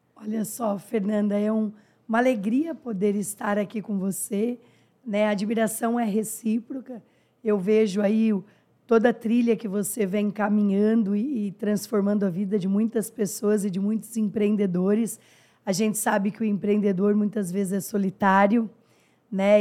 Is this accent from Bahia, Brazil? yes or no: no; interior of São Paulo, Brazil; Sou do interior de São Paulo, filha de motorista de ônibus falecido